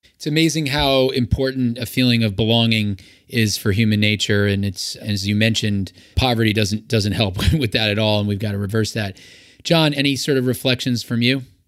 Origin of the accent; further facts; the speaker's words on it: New York, United States; my home state of New York